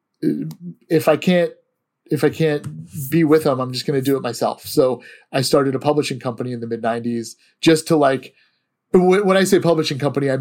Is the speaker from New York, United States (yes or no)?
no; Antioch, California, United States; also born or lived in Walnut Creek, California; I grew up in Antioch, but I actually went to high school in Walnut Creek, California at Los Lomas